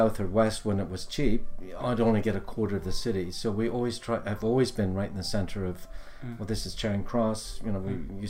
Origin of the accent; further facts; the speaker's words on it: Somalia; now in London, United Kingdom; I grew up in Somalia, and as you know, there's many Somalis here.